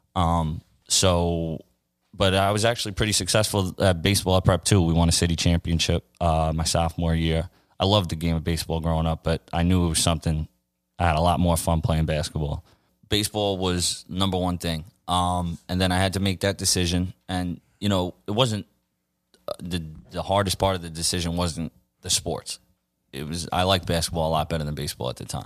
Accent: New York City, New York, United States; I grew up right here in, uh, Glendale, Queens, my whole life.

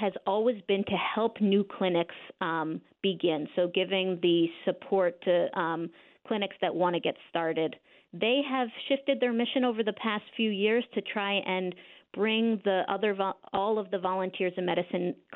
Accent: Croton-on-Hudson, New York, United States; moved away as an adult; now in Berkshires, United States; I was raised in Westchester. I was raised in Croton-on-Hudson

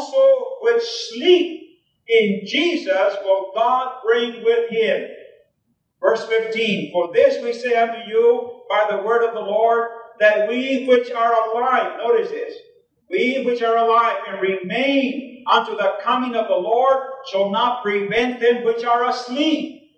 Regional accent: New Mexico, United States; first language Spanish; English is a second language; now in Oregon, United States; I was born in New Mexico. I now live in Oregon.

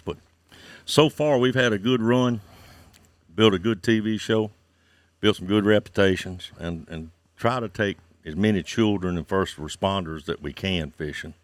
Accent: Santee Cooper, South Carolina, United States; I was born and raised here on Santee Cooper.

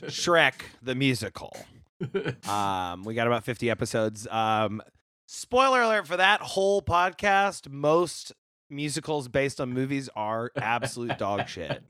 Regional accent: Vinita, Oklahoma, United States; now in Chicago, United States; I grew up in Oklahoma

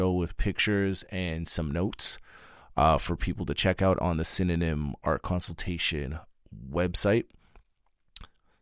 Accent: Trinidad & Tobago; as a Trinidadian

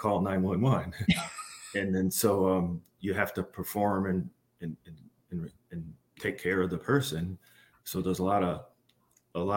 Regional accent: Glens Falls, New York, United States; moved away as an adult; also born or lived in Albany, New York; now in Baldwinsville, United States; I'm originally from the Glens Falls area

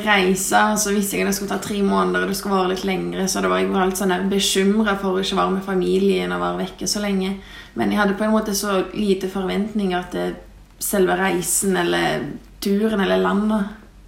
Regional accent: Lithuania; now in Norway; jeg kommer fra Litauen, men bor i Norge

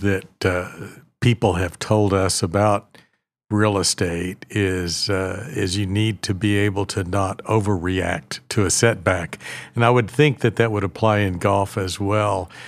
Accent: Oklahoma, United States; I live here and essentially grew up here

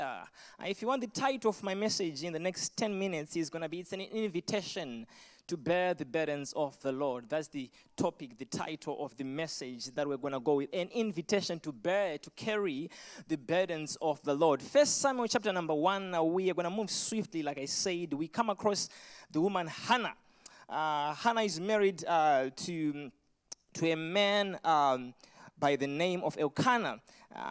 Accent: Zimbabwe; accent: Zimbabwean; moved away; I was born in Zimbabwe, so you're going to get the thickest Zimbabwean accent you can ever get if you've never heard one.

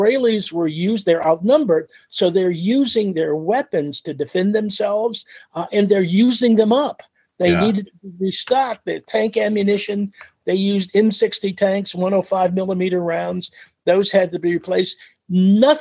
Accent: United States; also born or lived in California; as an American

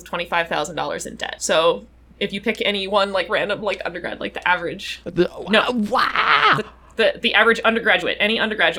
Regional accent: North Carolina, United States; born or raised there; moved away as an adult

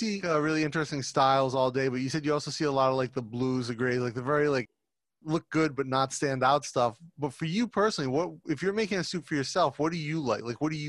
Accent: Rhode Island, United States; I grew up in Rhode Island where there's more Italian Americans than any other state per capita, like concentration wise in Rhode Island.

